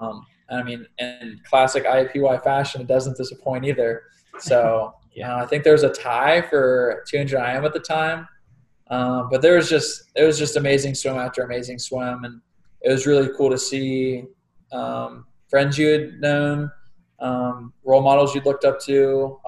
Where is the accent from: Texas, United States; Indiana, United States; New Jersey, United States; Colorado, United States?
Indiana, United States; I grew up with him in Indiana swimming